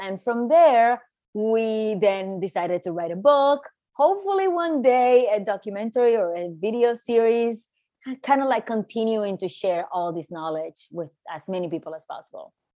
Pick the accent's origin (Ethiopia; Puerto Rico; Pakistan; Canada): Puerto Rico; moved away as an adult; also born or lived in New York; I was born and raised in Puerto Rico. And I moved to New York in my early 20s